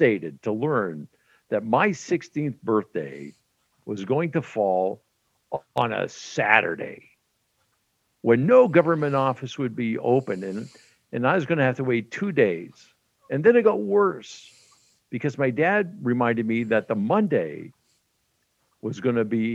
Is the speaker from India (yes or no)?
no; Western Canada, Canada; I grew up in Western Canada back in the day